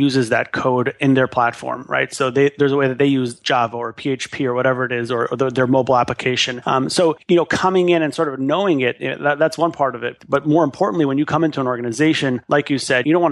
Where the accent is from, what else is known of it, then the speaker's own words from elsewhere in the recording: Montreal, Quebec, Canada; moved away as an adult; also born or lived in Far Rockaway, New York; born and raised in Montreal, Canada